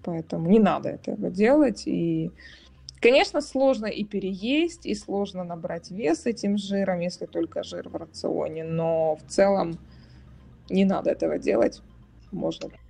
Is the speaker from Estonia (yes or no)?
no; Kyiv, Ukraine; moved away as an adult; now in Germany; я выросла в Киеве